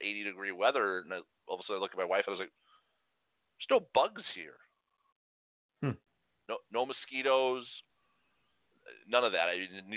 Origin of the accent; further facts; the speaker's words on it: Chicago, Illinois, United States; growing up in Chicago, it was no big deal going up in the Hancock or in the Sears Tower.